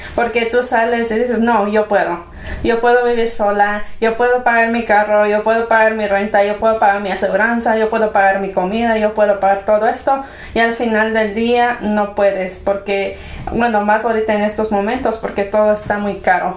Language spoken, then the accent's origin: Spanish; Mexico; en un hogar hispano como nosotros, mexicanos, eh, en nuestro caso, ¿verdad? Mexicanos